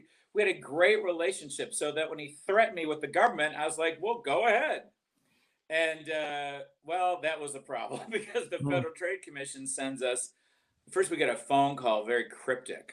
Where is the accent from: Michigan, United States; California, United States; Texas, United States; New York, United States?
Michigan, United States; Detroit; moved away as an adult; also born or lived in Atlanta, Georgia; now in Georgia, United States; But I left in 83. I grew up in Detroit.